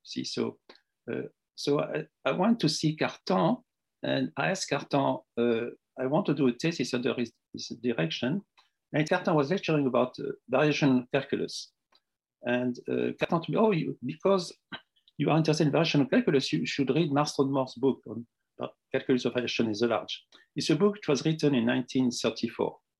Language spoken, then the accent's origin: English; Tunisia; moved away as an adult; also born or lived in Morocco; now in France; I was born in Tunisia